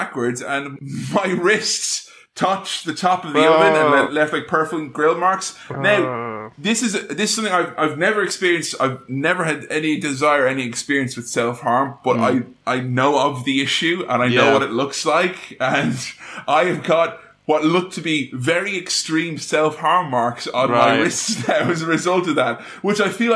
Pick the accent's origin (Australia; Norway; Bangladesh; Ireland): Ireland; moved away; There's a phrase we have in my homeland